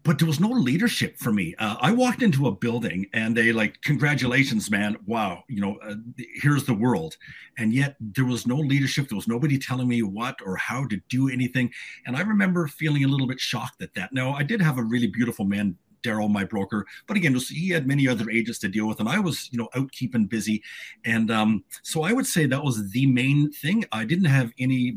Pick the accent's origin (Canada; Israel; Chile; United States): Canada; Newfoundland and Labrador; moved away as an adult; also born or lived in Whitehorse, Yukon; now in British Columbia, Canada; I was born and raised on the East Coast back in Newfoundland